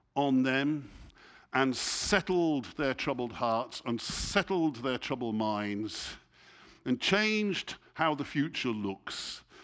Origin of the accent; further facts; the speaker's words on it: England, United Kingdom; I'm, I'm English, you know, and I speak English